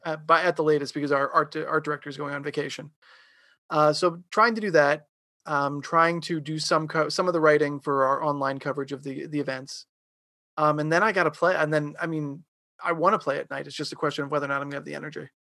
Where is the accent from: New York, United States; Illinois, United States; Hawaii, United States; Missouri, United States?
New York, United States; Long Island; I grew up in New York, um, I grew up on Long Island.